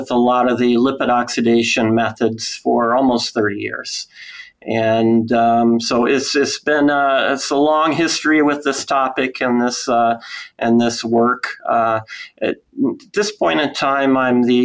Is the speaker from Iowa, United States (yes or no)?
yes; Iowa, United States; I'm from Iowa